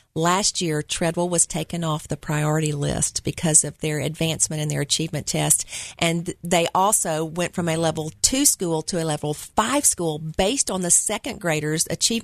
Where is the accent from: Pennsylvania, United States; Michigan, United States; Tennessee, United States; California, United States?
Tennessee, United States; Memphis; moved away as an adult; we moved to Memphis, my hometown